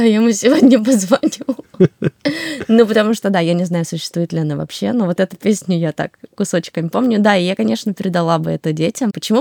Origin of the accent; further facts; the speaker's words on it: Siberia, Russia; also born or lived in Ukraine; А я родилась в Сибири. Я росла с дедушкой, с бабушкой, с мамой, папой.